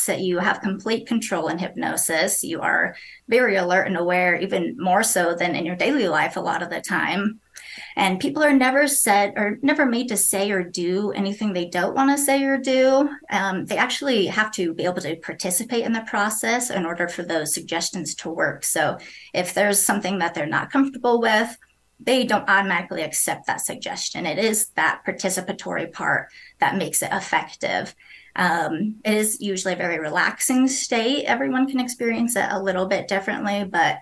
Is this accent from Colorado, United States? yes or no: yes; Fort Collins, Colorado, United States; now in Windsor, United States; I grew up in Fort Collins, Colorado